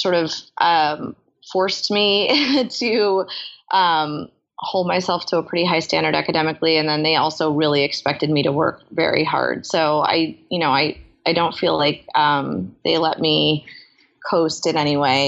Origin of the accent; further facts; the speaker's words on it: New York, United States; I grew up in New York